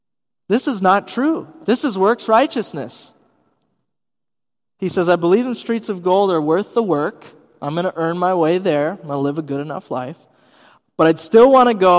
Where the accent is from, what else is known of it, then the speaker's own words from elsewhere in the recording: Wisconsin, United States; moved away as an adult; also born or lived in Bavaria, Germany; I'm from Wisconsin